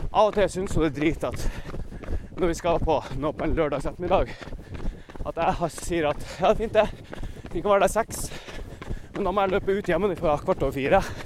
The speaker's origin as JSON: {"language": "Norwegian", "region": "Northern Norway", "country": "Norway", "said": "jeg er jo nordlending"}